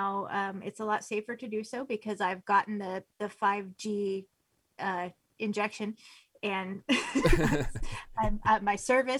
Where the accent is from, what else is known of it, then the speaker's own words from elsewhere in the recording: United States; being an American